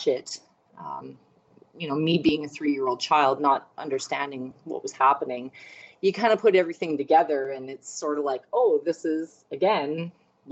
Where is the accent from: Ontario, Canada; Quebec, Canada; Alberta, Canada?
Alberta, Canada; Fort McMurray; now in Edmonton, Canada; I grew up in Fort McMurray, Alberta, which is the oil patch, 5 hours north of Edmonton, Alberta, where I reside now.